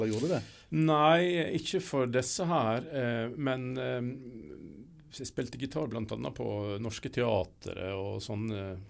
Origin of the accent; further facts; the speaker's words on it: Ørsta, Møre og Romsdal, Norway; moved away; Jeg er opprinnelig sunnmøring, men, eh, og fra Ørsta på Sunnmøre. Men eh, jeg flytta jo ut der for 1000 år siden nesten, så jeg har bodd mye lenger vekk fra Sunnmøre enn på Sunnmøre.